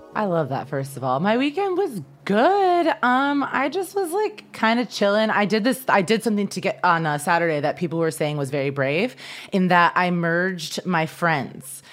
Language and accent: English; Midwest, United States; now in Los Angeles, United States; growing up in the Midwest